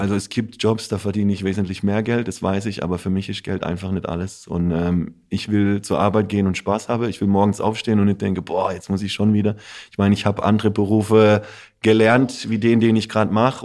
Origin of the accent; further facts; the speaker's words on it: Offenburg, Baden-Württemberg, Germany; für mich ist Offenburg meine Heimat, aber ich habe auch eine Heimat in Italien